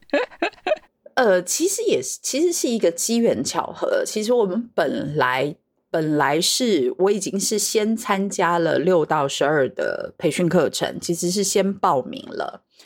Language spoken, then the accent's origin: Chinese; Taiwan; 我是来自台湾的神秘嘉宾